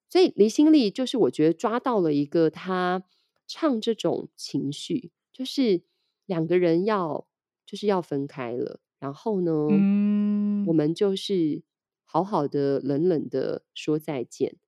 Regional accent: Taiwan; 我们台湾人

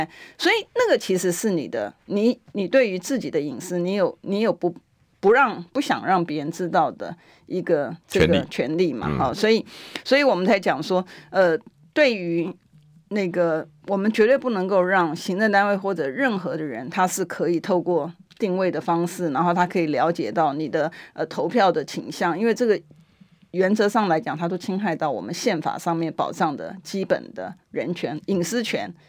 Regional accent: Taiwan; 因为不是就网络上面有兜售我们台湾人。

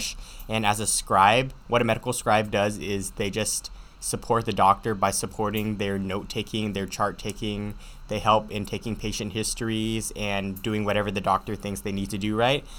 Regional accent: United States; Chinese is a second language; 嗯，我是一个在美国出生的中国人。嗯，在家里我会说台山话。

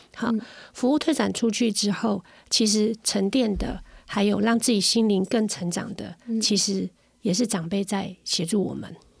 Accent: Ren'ai Township, Nantou County, Taiwan; 我是南投人，我是仁爱乡的人

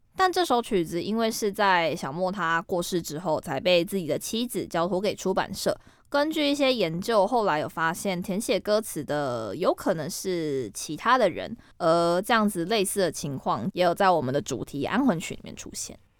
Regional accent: Kaohsiung, Taiwan; 因为我是高雄人，高雄有一个西子湾嘛

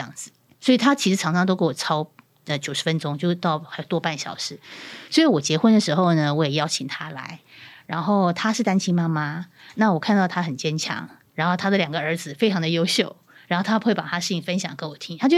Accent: Pingtung County, Taiwan; 其实我也是南部人，我是屏东人，

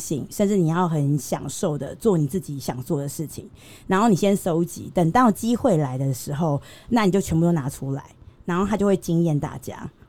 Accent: Tainan, Taiwan; 身为台南人，我们嘉义人就这么厉害

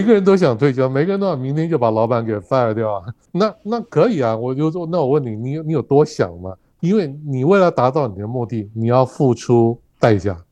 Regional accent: Taipei, Taiwan; moved away as an adult; also born or lived in Beijing, China; now in Kaohsiung, Taiwan; 我是台北市人，我是土生土长的台北市人。可是我过去二十几年都不住在台北。我后来因为工作的关系，所以我在，我是在，呃，中国大陆北京退休的。那十几年前退休下来之后，我没有，我没有回到我的老家台北去置产。我跑到人生地不熟的高雄置产

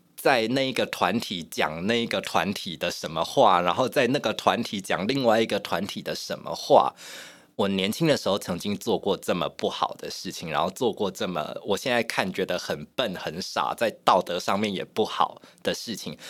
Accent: Yunlin County, Taiwan; 我是云林人， 我在乡村长大

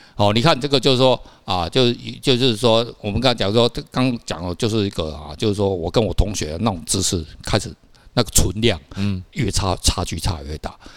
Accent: Taiwan; 我们台湾人平均是一年念基本好像一点五本

